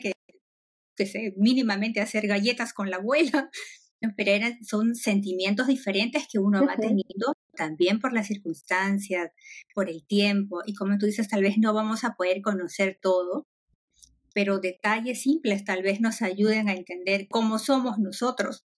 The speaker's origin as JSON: {"language": "Spanish", "country": "Peru", "moved": "yes", "said": "yo soy de Perú"}